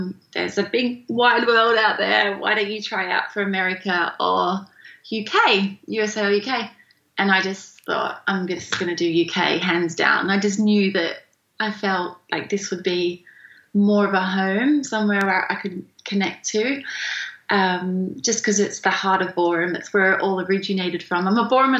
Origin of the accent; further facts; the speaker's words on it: Australia; moved away as an adult; now in England; I'm from Australia. I moved to England in 2009